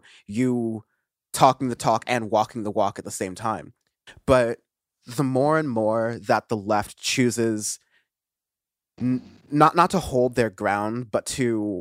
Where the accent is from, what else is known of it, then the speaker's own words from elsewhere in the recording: United States; as an American